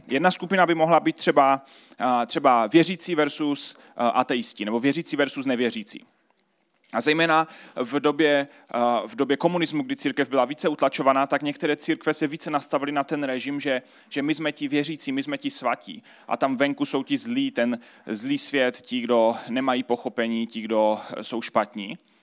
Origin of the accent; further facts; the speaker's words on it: Czechia; tady pro nás v Česku